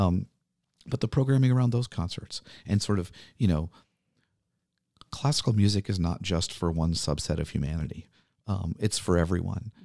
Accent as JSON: {"language": "English", "town": "New Orleans", "region": "Louisiana", "country": "United States", "tie": "born or raised there", "moved": "yes", "lives_now": "Milwaukee, United States", "said": "I grew up in New Orleans"}